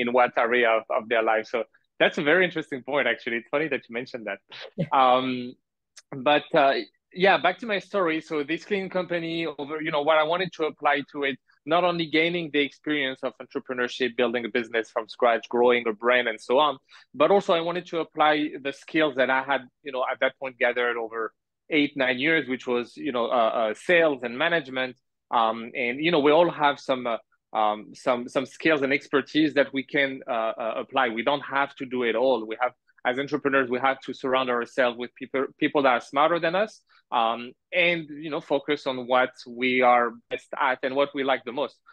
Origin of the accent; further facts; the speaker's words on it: France; moved away as an adult; also born or lived in Montreal, Canada / Canada; now in Malaysia; I was born in Canada in Montreal, my parents are from Algeria, and I grew up in France